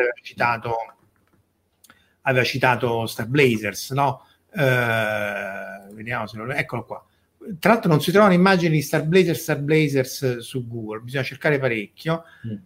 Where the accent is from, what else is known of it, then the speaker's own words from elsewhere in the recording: Rome, Lazio, Italy; io sono di Roma come Verusca